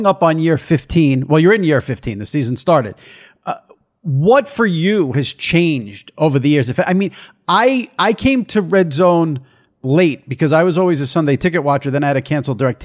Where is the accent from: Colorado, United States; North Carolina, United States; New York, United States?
New York, United States; I'm a New Yorker. I've been a New Yorker my whole life.